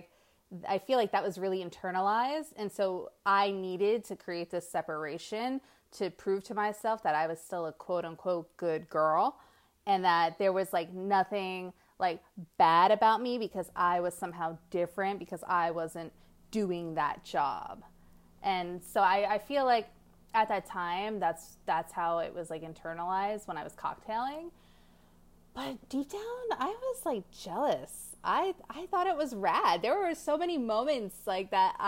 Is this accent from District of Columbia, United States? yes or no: no; New Jersey, United States; moved away as an adult; also born or lived in New York; now in Las Vegas, United States; I'm from New Jersey and New York.